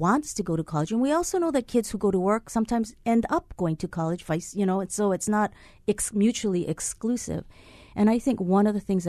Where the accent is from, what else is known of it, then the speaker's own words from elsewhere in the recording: Hilo, Hawaii, United States; I'm from Hilo.